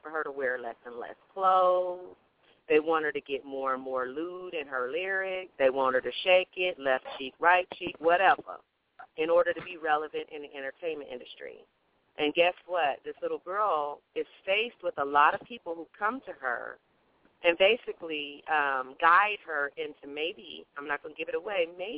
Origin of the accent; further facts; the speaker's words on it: Oklahoma City, Oklahoma, United States; also born or lived in South Korea / Dallas, Texas; I grew up in the south part of Oklahoma City